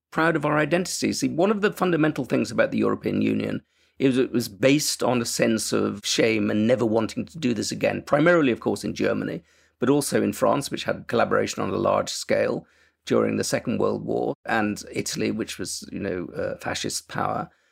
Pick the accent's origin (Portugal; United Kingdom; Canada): United Kingdom; moved away as an adult; also born or lived in United States; we're British or English